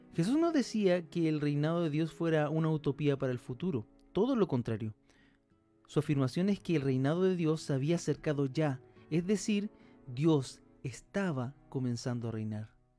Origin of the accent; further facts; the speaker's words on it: Chile; nosotros somos de Chile, yo pertenezco a, una, la iglesia Comunidad del Camino